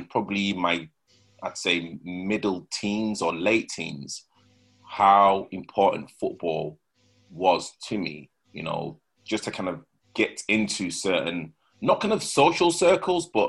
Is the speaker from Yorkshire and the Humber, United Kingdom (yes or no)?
yes; Leeds, Yorkshire and the Humber, United Kingdom; accent: rough northern accent; moved away as an adult; also born or lived in Nottingham; now in London, United Kingdom; I was born in Nottingham, but you know I moved from Nottingham when I was about 3 or 4, and then I grew up in Leeds.